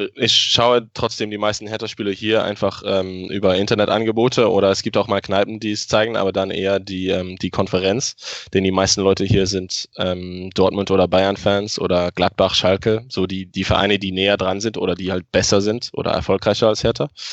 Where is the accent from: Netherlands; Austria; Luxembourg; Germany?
Luxembourg; ich wohne in Luxemburg, ich bin aus Luxemburg, ich habe den größten Teil meines Lebens hier gewohnt.